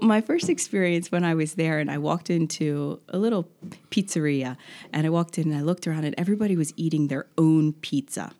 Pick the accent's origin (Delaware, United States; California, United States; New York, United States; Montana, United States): Delaware, United States; Wilmington; also born or lived in San Francisco; now in Rehoboth Beach, United States; I am a Delaware girl, um, grew up in Wilmington, but always spent my summers here.